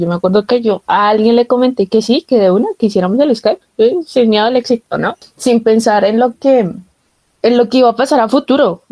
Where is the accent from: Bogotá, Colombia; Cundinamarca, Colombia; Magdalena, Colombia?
Bogotá, Colombia; yo soy de Bogotá